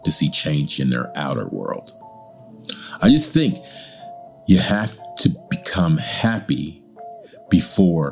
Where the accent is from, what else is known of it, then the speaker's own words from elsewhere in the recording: California, United States; now in China; as a Californian